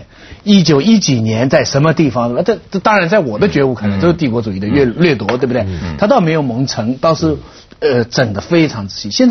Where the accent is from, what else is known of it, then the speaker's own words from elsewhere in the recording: China; 我这作为中国人，